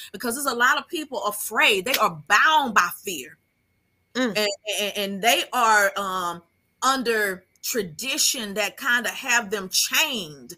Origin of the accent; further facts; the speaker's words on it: Hempstead, New York, United States; moved away; Hempstead. And that was the hometown that I had grown up